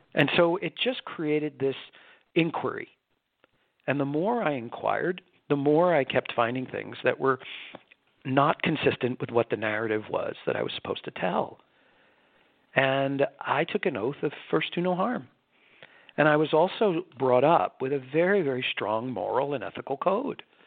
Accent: New York, United States; I was born and raised in New York

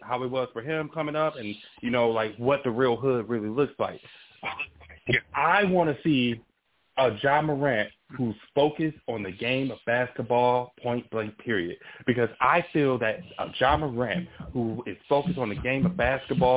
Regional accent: Detroit, Michigan, United States; my hometown, Detroit

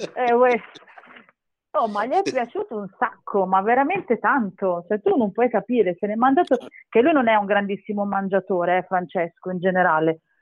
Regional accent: Castellammare di Stabia, Campania, Italy; now in Milan, Italy

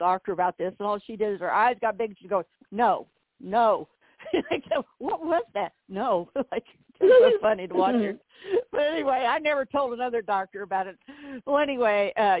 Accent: Southern Indiana, United States; moved away as an adult; I'm from Southern Indiana, so all my family was up here

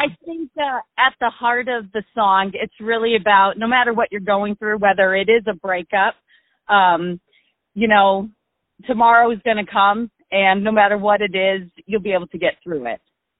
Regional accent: Arizona, United States; now in Rochester, United States; Well, I live in Rochester, Michigan, and I'm originally from Arizona.

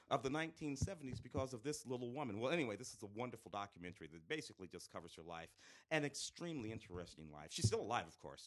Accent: St. Louis, Missouri, United States; moved away; growing up in St. Louis in the late '60s, early '70s

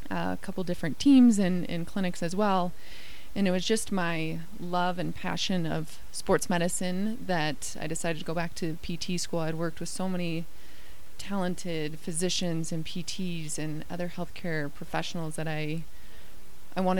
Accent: Midwest, United States; also born or lived in Iowa / Indiana / Virginia / Colorado; I grew up moving around a lot. Um, I grew up mostly in the Midwest, Iowa and Indiana. Um, went to Virginia, and then we made our way out to Colorado with my family.

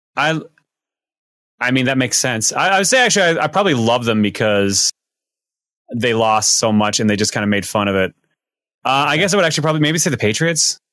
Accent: East Coast, Canada; moved away; I grew up on the East Coast, Toronto.

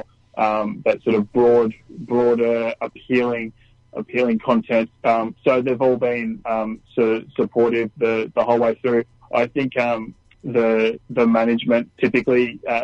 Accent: Newcastle, New South Wales, Australia; I grew up in Newcastle, not too far at all from where the track is in town

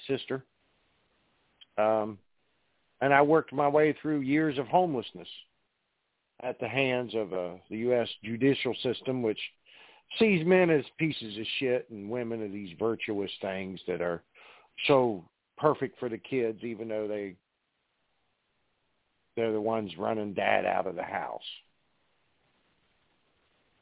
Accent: Parkersburg, West Virginia, United States; I grew up in Parkersburg, West Virginia.

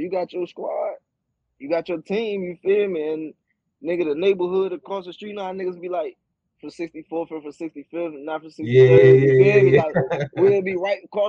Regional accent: Norfolk, Chesapeake, Virginia Beach, United States; Growing up in the city of Virginia, you know what I'm saying? I was born out north. I was out Norview

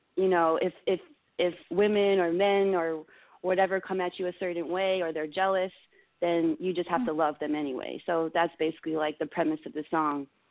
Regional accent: Maryland, United States; moved away as an adult; also born or lived in Florida; I was born in Florida. I was raised in Maryland

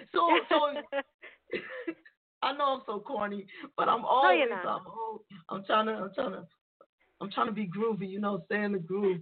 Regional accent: New York City, New York, United States; I grew up in the Bronx.

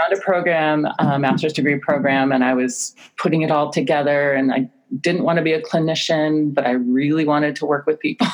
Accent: North Umpqua River, central Oregon, United States; my life story growing up on the North Umpqua River in central Oregon

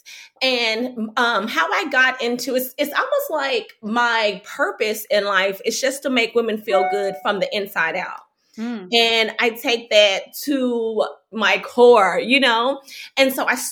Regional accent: Fort Worth, Texas, United States; moved away as an adult; also born or lived in New York; I grew up in Fort Worth

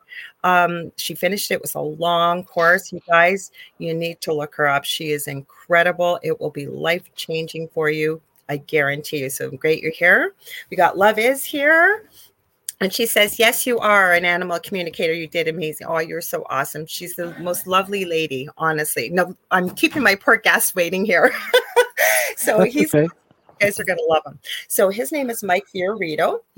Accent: Canada; I am a Canadian spiritual psychic medium

